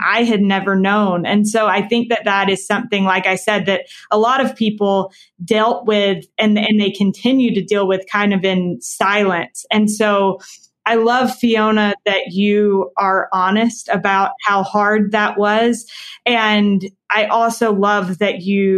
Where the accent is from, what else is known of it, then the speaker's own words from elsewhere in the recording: North Carolina, United States; I grew up in North Carolina